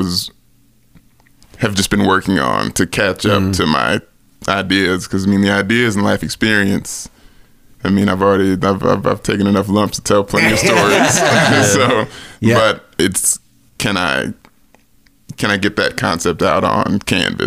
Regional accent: Nashville, Tennessee, United States; I grew up in Nashville

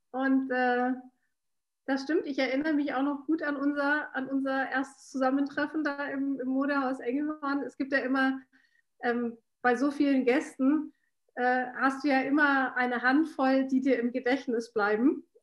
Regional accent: Washington, United States; born there; ich bin in Washington geboren, ähm, habe eine, äh, hab einen österreichischen Pa

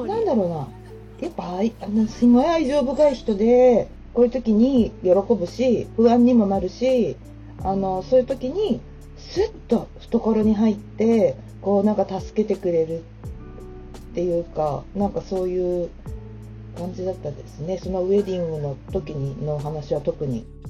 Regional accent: Numazu, Shizuoka, Japan; 私もね、沼津出身

